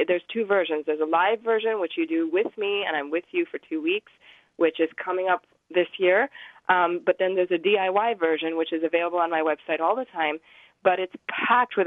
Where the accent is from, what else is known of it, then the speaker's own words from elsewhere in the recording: Pakistan; moved away; I grew up in Pakistan for a little while. That's where I'm from.